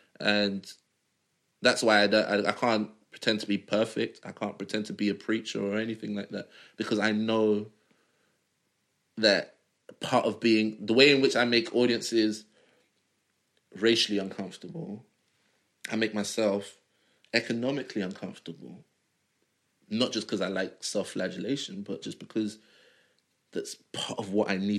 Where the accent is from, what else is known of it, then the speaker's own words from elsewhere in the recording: Nigeria; If me and another Nigerian have an idea that requires us to travel around the world, I'm more likely to get my idea off the ground